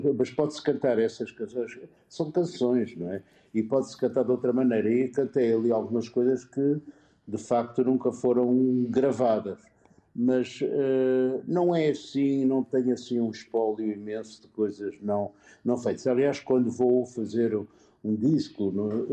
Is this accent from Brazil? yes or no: no; Porto, Norte, Portugal; now in Lisbon, Portugal; Eu sou da freguesia Santo Ildefonso.